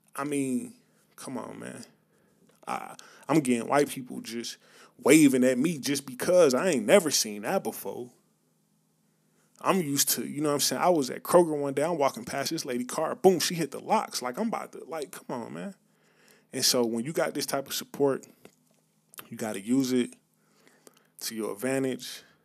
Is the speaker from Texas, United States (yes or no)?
no; Atlanta, Georgia, United States; growing up in the South, growing up in Atlanta, on the outskirts of Atlanta